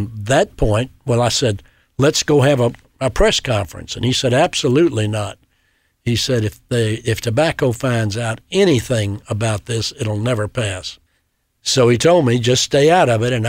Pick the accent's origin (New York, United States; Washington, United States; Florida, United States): Florida, United States; Pensacola; I returned to my hometown of Pensacola